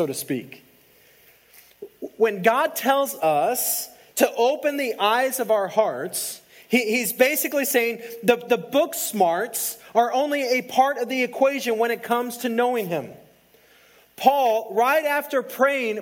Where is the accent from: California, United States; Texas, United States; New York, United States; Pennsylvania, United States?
Texas, United States; El Paso; I grew up in El Paso